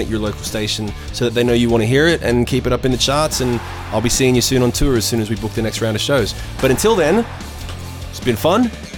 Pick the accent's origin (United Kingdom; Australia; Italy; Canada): Australia; Yeah, there's only like 5 or 10 of us in Australia at any one time.